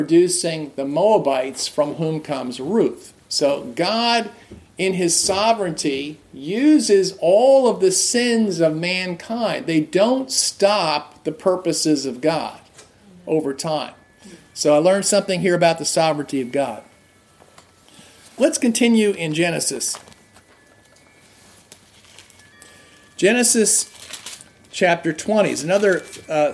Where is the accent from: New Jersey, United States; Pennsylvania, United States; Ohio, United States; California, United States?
New Jersey, United States; now in Massachusetts, United States; growing up in New Jersey, and living in Massachusetts